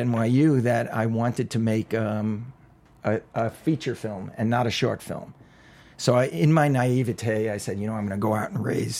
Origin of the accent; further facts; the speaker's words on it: New York, United States; growing up in New York, I'm an only child